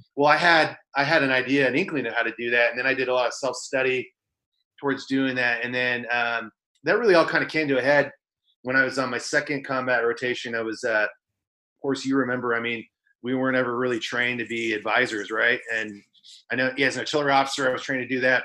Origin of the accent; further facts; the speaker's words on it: Central Valley, Northern California, United States; So I grew up in Northern California, um, a, a, small town in the Central Valley